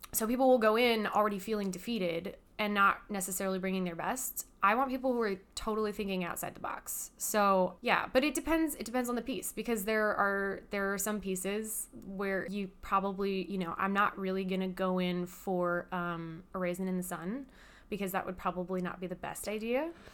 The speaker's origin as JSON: {"language": "English", "town": "Hemet", "region": "California", "country": "United States", "tie": "born or raised there", "moved": "yes", "said": "Originally, I am from California. I'm from this little teeny tiny town called Hemetz."}